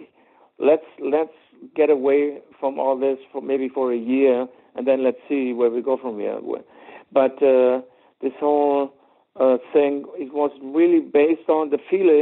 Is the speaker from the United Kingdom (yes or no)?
no; Germany; accent: German; English is a second language; I have a German accent